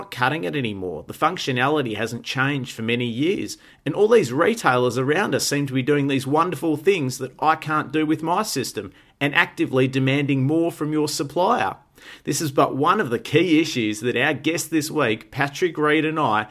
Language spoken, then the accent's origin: English; Melbourne, Victoria, Australia; born or raised there